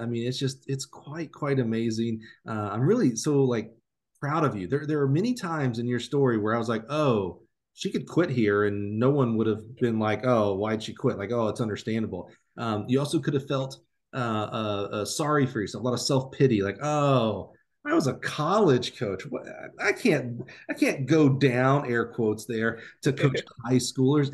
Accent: Alabama, United States; I'm from Alabama

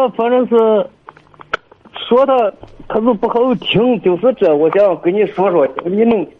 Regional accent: Luoyang, Henan, China; 我是河南洛阳的，

